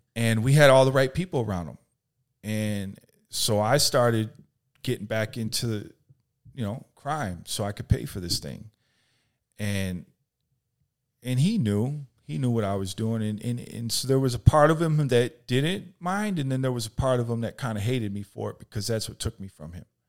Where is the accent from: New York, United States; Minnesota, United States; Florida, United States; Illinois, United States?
Illinois, United States; Chicago; born or raised there